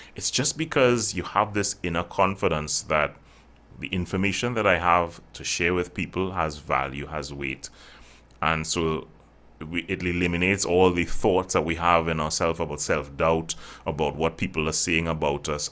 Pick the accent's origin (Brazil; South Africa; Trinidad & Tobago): Trinidad & Tobago; I actually born and bred right here in the Caribbean, so it's, it's pretty good. I, I've traveled, but I haven't stayed there. Uh, so yeah, I'm from Trinidad